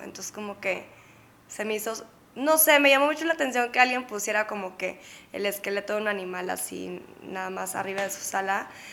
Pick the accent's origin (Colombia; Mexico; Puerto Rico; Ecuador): Mexico; Monterrey, Nuevo León; moved away as an adult; also born or lived in San Diego / Barcelona; now in Mexico City, Mexico; nací en Monterrey